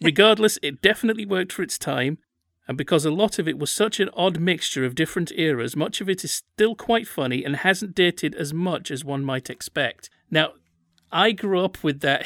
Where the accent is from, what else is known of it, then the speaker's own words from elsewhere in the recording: United Kingdom; all this other stuff that my country's produced